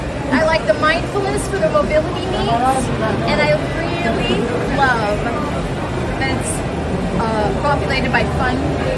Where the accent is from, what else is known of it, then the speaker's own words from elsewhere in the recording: St. Louis, Missouri, United States; I am from St. Louis area.